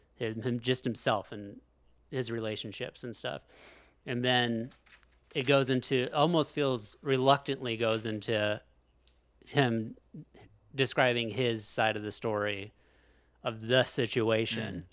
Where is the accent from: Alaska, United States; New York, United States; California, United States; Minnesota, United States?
Alaska, United States; we're from Alaska.